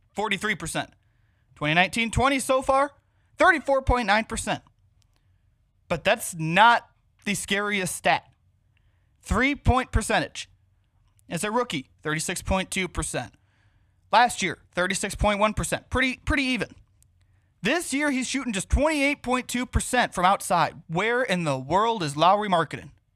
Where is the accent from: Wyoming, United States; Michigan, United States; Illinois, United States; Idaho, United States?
Illinois, United States; Dwight; moved away as an adult; now in Chicago, United States; my hometown of Dwight, Illinois, shout out Cornfields